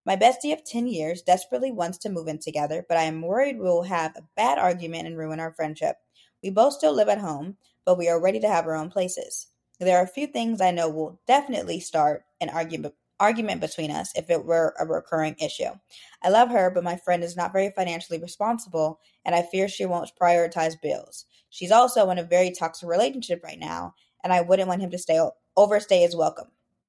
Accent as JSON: {"language": "English", "region": "Arizona", "country": "United States", "lives_now": "Raleigh, United States", "said": "I'm originally from Arizona, graduated from Arizona State, and I'm also a newer East Coast girly, hopefully not for too long."}